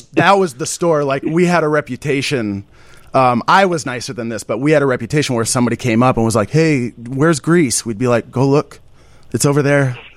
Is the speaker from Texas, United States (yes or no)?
no; Burlington, Vermont, United States; I'm from Burlington, Vermont